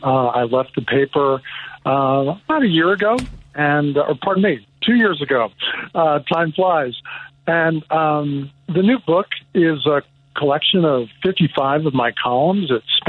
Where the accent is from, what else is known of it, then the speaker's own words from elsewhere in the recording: Red Bank, New Jersey, United States; moved away as an adult; also born or lived in Amherst, Massachusetts / Des Moines, Iowa; now in Chicago, United States; I'm from New Jersey. I grew up in a newspaper family. My dad was the editor of the local newspaper in the Jersey Shore town of Red Bank.